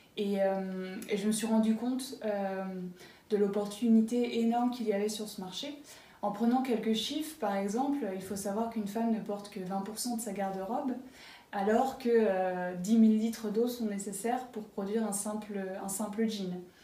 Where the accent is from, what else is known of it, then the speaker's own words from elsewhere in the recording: Varades, Pays de la Loire, France; moved away as an adult; also born or lived in Berlin, Germany; Je suis originaire de Varade, une petite, euh, commune entre, euh, Nantes et Angers